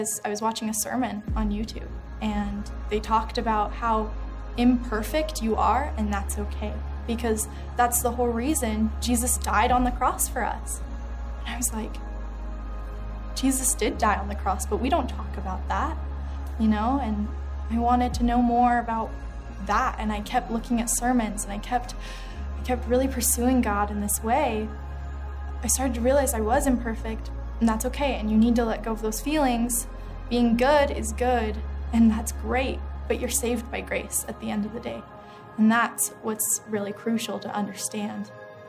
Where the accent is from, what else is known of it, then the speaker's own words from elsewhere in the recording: Utah, United States; And growing up in Utah, you know, the only thing I knew was Mormonism.